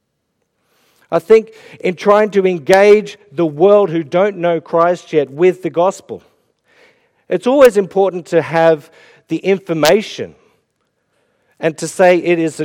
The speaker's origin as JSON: {"language": "English", "town": "Melbourne", "region": "Victoria", "country": "Australia", "moved": "as an adult", "lives_now": "Ireland", "said": "I'm from Melbourne and it was all AFL and cricket. I moved to Ireland"}